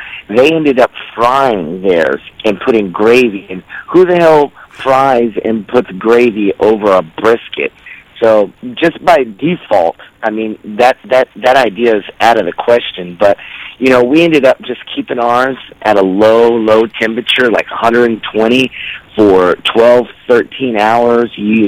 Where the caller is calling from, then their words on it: Minneapolis, Minnesota, United States; Hey, this is … I'm calling from Minneapolis.